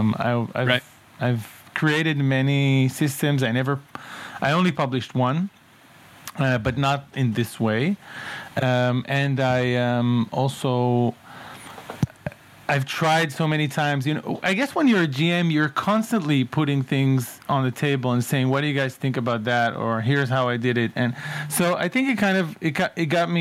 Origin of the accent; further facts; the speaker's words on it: towns around Tel Aviv, Tel Aviv District, Israel; I grew up in Israel, in various towns around Tel Aviv